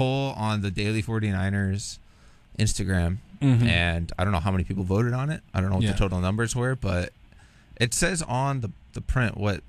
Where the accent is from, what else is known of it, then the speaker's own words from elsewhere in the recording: Newport Beach, California, United States; So I'm from Newport Beach